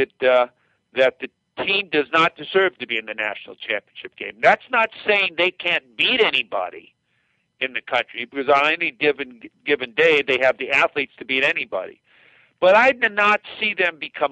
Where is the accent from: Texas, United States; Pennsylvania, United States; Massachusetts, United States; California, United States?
California, United States; Pasadena; I grew up in Pasadena